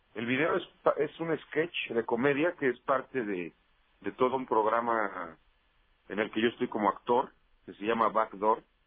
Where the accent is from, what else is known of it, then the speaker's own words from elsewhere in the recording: Toluca, State of Mexico, Mexico; moved away as an adult; now in Mexico City, Mexico; Yo nací en Toluca, Estado de México.